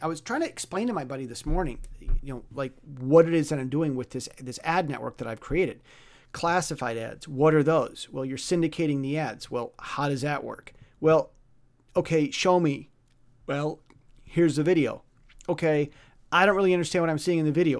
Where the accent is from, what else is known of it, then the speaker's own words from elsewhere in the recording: United States; moved away as an adult; now in Taiwan; I'm, I'm an American.